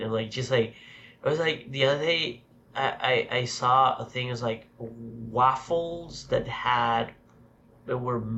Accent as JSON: {"language": "English", "country": "Mexico", "said": "I am not Canadian. I'm from Mexico"}